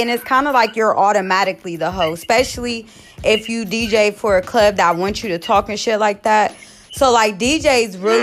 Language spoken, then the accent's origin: English; Columbus, Ohio, United States; I'm from Columbus